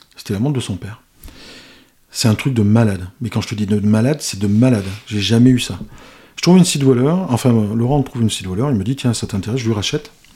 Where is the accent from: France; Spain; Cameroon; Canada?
Spain; je suis espagnol